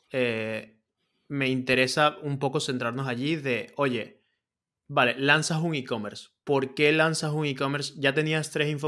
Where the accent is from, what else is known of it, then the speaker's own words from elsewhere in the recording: Venezuela; now in Spain; cuando yo vengo a España, que vengo de Venezuela, vengo a una situación que económicamente no era la mejor, ¿no?